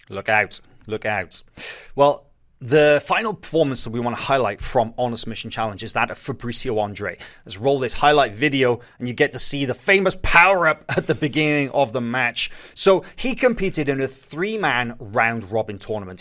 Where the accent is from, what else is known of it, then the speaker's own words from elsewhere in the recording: Wales, United Kingdom; I'm from Wales.